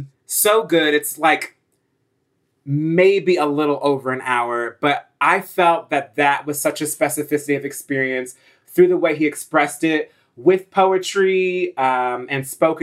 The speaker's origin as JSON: {"language": "English", "region": "New Jersey", "country": "United States", "tie": "born or raised there", "said": "I haven't even grown up in the South. I grew up in North Jersey"}